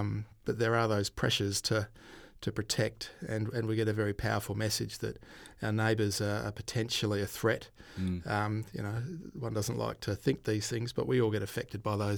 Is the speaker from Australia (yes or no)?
yes; Ceduna, South Australia, Australia; It was good, pretty simple. Sejuna, which is the eastern side of the fruit fly station on Highway 1, just when you jump off the Nullarbor heading east.